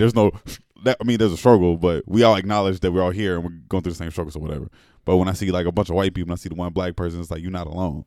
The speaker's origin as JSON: {"language": "English", "region": "Alabama", "country": "United States", "said": "I'm from Alabama"}